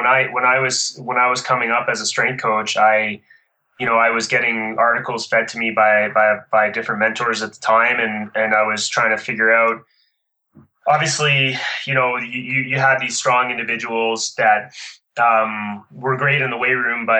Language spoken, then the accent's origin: English; Ottawa, Ontario, Canada; moved away as an adult; now in Calgary, Canada; I grew up in Ottawa, which is the capital of Canada, In 92, I moved out here to train at a training center here in Calgary